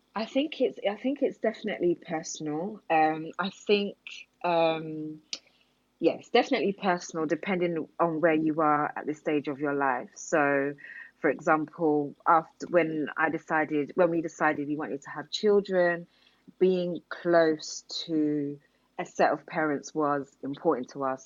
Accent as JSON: {"language": "English", "area": "Hertfordshire", "region": "East of England", "country": "United Kingdom", "tie": "born or raised there", "also_born_or_lived": "Enfield, London", "said": "I actually grew up in Hertfordshire."}